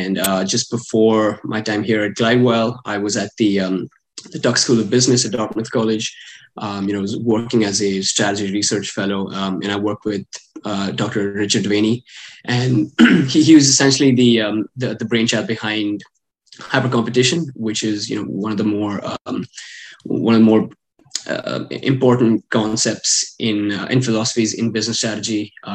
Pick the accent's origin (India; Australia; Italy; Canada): India; English is a second language; also born or lived in Middle East; I'm from India, but I kind of grew up a little bit all over the place. I grew up in a few different cities in India, and I also spent some time in the Middle East when I was growing up.